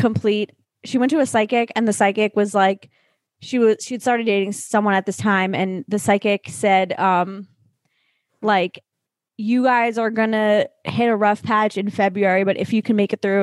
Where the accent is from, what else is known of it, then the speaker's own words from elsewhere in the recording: Long Island, New York, United States; I'm just like nasally and I'm from Long Island.